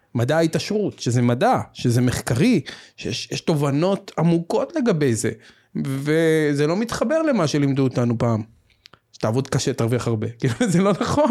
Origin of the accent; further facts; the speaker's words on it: Tel Aviv, Tel Aviv District, Israel; אני גדלתי בצפון תל אביב, בשכונה מוכרת שקוראים לה רמת אביב